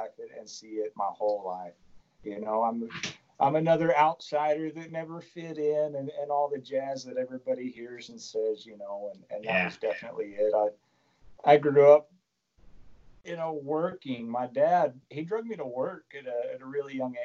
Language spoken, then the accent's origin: English; Perryton, Texas, United States; also born or lived in Amarillo, Texas; my wife and I, in 2007, we moved back to Perryton from Amarillo, Texas.